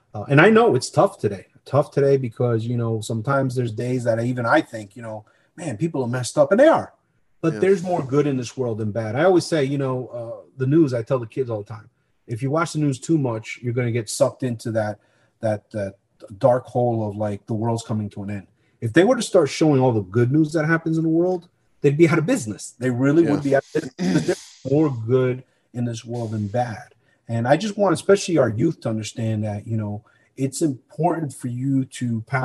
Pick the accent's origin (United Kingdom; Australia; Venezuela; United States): United States; I'm an American that did a job because I love my country, suffered the consequences